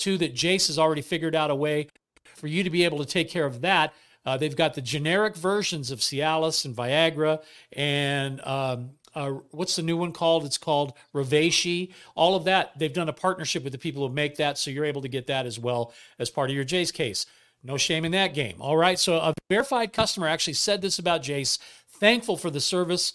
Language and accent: English; Bay Area, California, United States; we grew up in the Bay Area